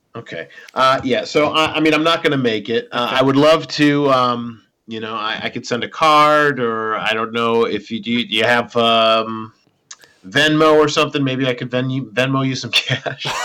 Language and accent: English; Minnesota, United States; we're both from Minnesota